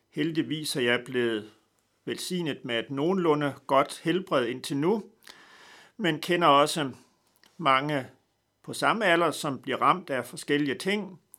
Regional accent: North Denmark Region, Denmark; men jeg er født i Vendsyssel, langt væk fra København. Født på en gård, en slægtsgård i nærheden af Dronlund. Og på den måde er jeg nok lidt speciel ved, at jeg er opvokset på en, en slægtsgård

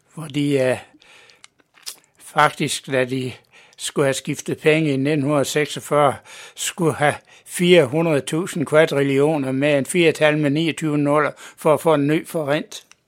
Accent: Mors, North Denmark Region, Denmark; moved away as an adult; now in Copenhagen, Denmark; Jeg er født på Mors for 76

